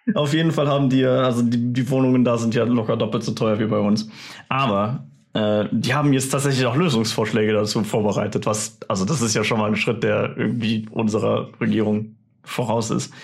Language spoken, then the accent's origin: German; Germany; ich als Deutscher